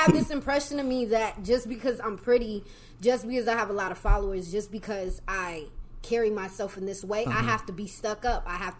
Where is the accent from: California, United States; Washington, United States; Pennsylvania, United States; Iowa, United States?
Washington, United States; Kennewick; I'm from Washington. Washington State, Kenwick.